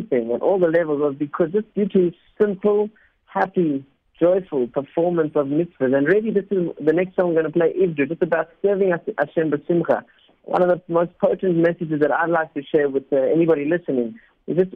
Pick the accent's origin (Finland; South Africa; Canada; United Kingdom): South Africa; first language Spanish; English is a second language; My parents are Argentinian. I actually learned Spanish before English, even though I was born in South Africa